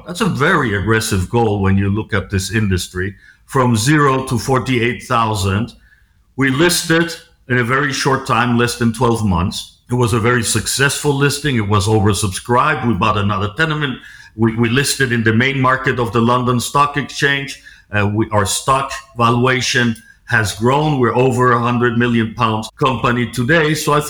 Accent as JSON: {"language": "English", "country": "Mexico", "tie": "born or raised there", "also_born_or_lived": "Switzerland / United States / United Kingdom / France", "said": "I grew up, I'm a Swiss citizen. I grew up in Mexico. I studied in Switzerland, started my career in a publicly listed company in New York."}